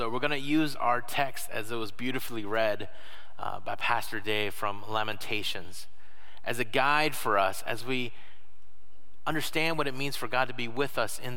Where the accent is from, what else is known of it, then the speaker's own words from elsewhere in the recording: Florida, United States; now in Michigan, United States; I'm not from Michigan, that I did not have snow days growing up. What we had instead were hurricane days. I grew up in Florida.